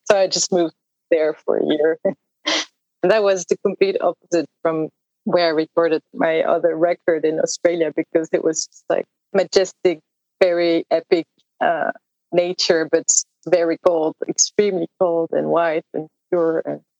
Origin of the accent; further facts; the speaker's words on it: a village near Aix-en-Provence, Provence-Alpes-Côte d'Azur, France; moved away as an adult; also born or lived in Stockholm, Sweden; Not far from where I moved recently in Aix-en-Provence. It's the Provence, south of France, a very tiny village as well.